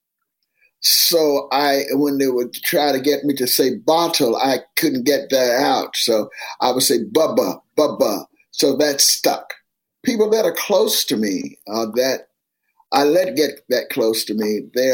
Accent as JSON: {"language": "English", "town": "Miami", "region": "Florida", "country": "United States", "tie": "born or raised there", "said": "it was called Overtown later on as I grew up"}